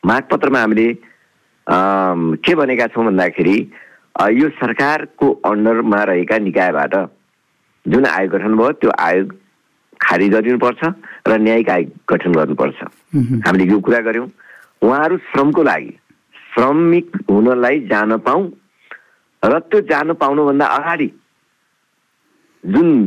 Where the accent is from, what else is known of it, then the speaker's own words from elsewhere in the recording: Chaurpati Rural Municipality, Achham District, Sudurpashchim Province, Nepal; अछाम जिल्लाको चौरपाटी गाउँपालिका जो मेरो गाउँपालिका हो